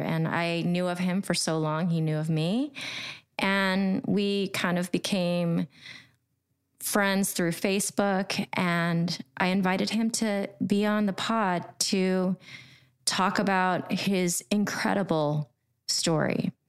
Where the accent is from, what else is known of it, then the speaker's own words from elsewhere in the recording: Newark, United States; moved away; living and growing up in Newark